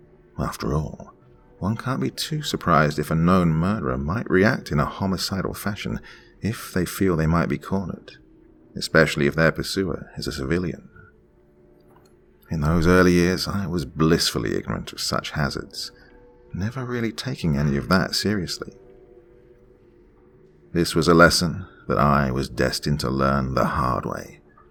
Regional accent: Mount Lebanon, Pennsylvania, United States; I grew up in Mount Lebanon, an affluent suburb south of the Pittsburgh metro area, and my family was decidedly affluent, even by those lofty standards.

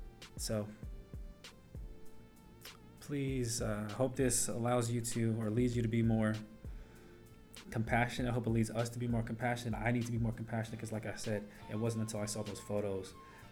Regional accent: North Carolina, United States; So I am from North Carolina. I currently live in Durham, North Carolina.

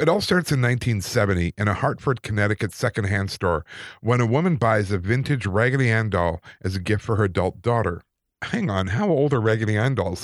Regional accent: Calgary, Alberta, Canada; growing up in Calgary, in the Anglican Church

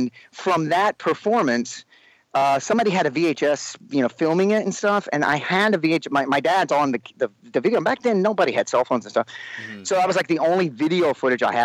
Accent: Sherman, Texas, United States; moved away; growing up in Sherman

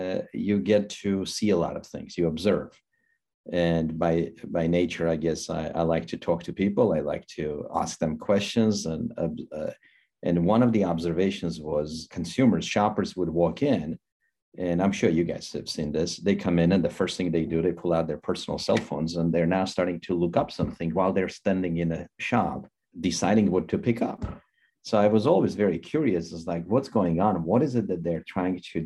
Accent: Armenia; moved away as an adult; now in United States; I came from Armenia 26 years ago

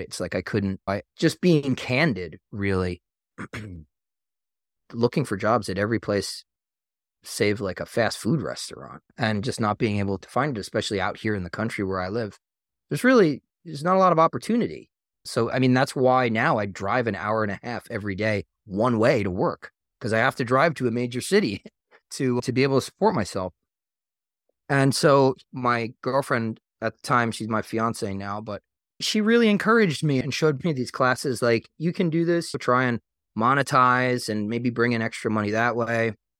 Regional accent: Long Island, New York, United States; moved away as an adult; now in North Carolina, United States; I grew up on Long Island

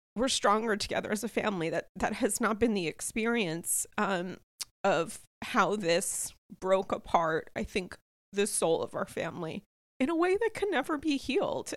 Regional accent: Rhode Island, United States; now in New York, United States; as a native Rhode Islander

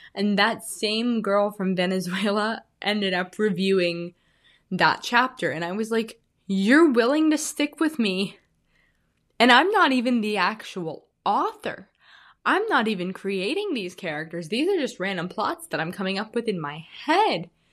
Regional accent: Illinois, United States; moved away as an adult; now in Arizona, United States; I'm originally from Illinois. I said I was from the Midwest last time. I am from Illinois

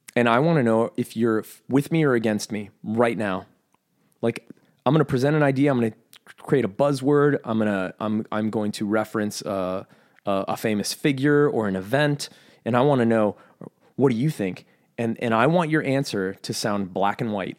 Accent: United States; I'm American

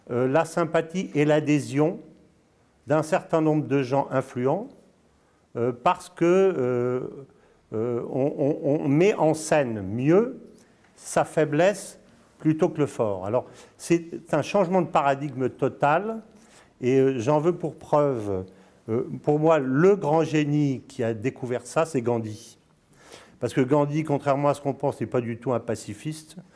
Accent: Dolisie, Republic of the Congo; born there; also born or lived in Senegal / Morocco / Spain / Brazil; D'abord, je suis né, je suis né au Congo, hein, à Dolisie, je ne sais pas si tu connais, à côté de, Bra à côté de voilà. j'ai vécu au Sénégal, au Maroc, en Espagne, au Brésil.

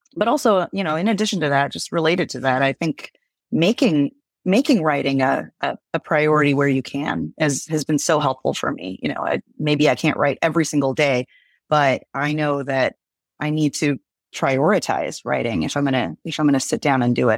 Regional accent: Galveston, Texas, United States; moved away; I was born in Galveston

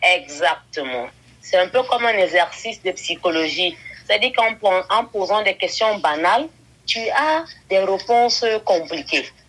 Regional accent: Cameroon; Je viens du Cameroun où je réside actuellement

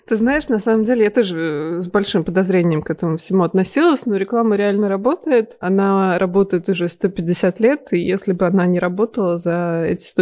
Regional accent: Tula, Tula Oblast, Russia; also born or lived in Moscow / Milan; now in London, United Kingdom; Да, я из Тулы.

